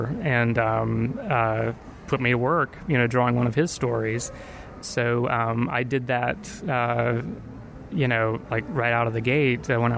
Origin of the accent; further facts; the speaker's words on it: Virginia, United States; I was, you know, in Virginia